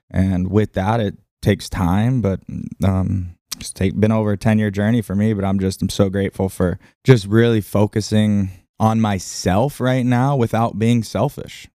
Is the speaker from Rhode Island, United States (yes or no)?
no; Lahaina, Hawaii, United States; I'm just born and raised in Lahaina